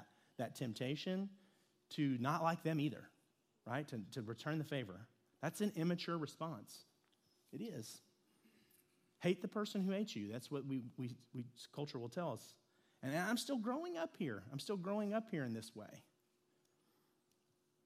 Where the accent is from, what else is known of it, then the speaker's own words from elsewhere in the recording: Lexington, Kentucky, United States; I grew up in Lexington, Kentucky